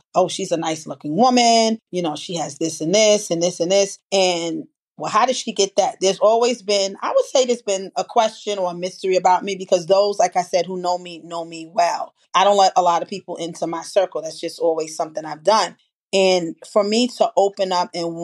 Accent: New York City, New York, United States; from the Bronx.

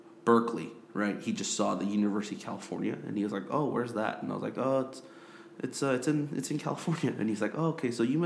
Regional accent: South Korea; moved away as an adult; I grew up in Korea

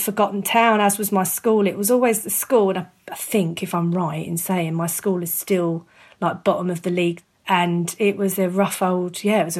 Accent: Hounslow, London, United Kingdom; also born or lived in Ascot / Crystal Palace, London; But yeah, I grew up in Hounslow and then I sort of moved south after drama school.

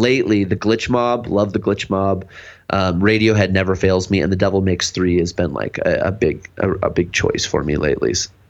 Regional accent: Spokane, Washington, United States; moved away; the Spokane scene, because I'm from Spokane, Washington, originally Washington State

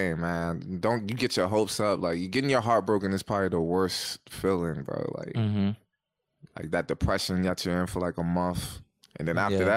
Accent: United States; as men growing up in America

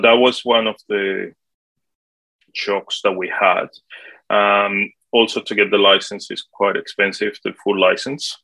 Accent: Colombia; English is a second language; moved away as an adult; also born or lived in Sydney, Australia; now in Australia; originally, I'm from Colombia in South America. I came to Australia when I was 18, back in 1998, I um, I arrived in Sydney first, and then um, I was supposed to be here only for one year just to learn English.

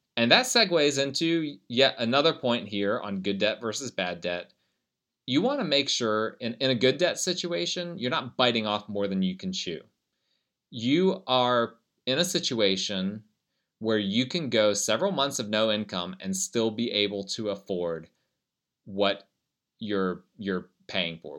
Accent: United States; I'm an American

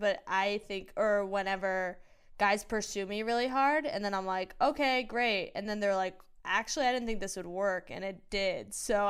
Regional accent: Virginia, United States; also born or lived in Los Angeles; now in New York, United States; I'm from Virginia.

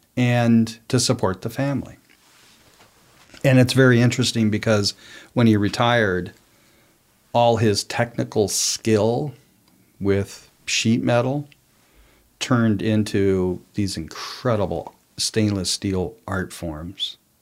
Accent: New Mexico, United States; moved away; I was from New Mexico, lived most of my adult life there

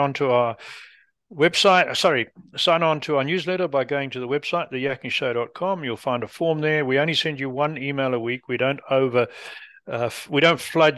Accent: England, United Kingdom; being English

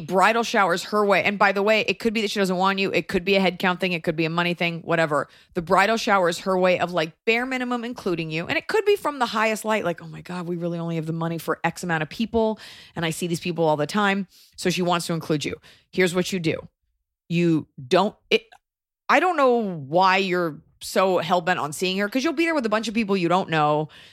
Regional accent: United States; I'm American

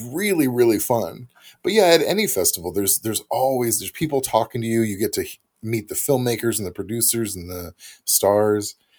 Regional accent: Missouri, United States; moved away; I'm from Missouri originally

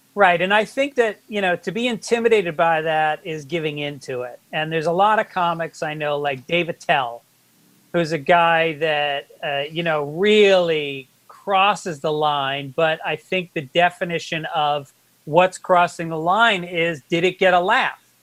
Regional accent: New York City, New York, United States; I'm Bronx Irish Catholic

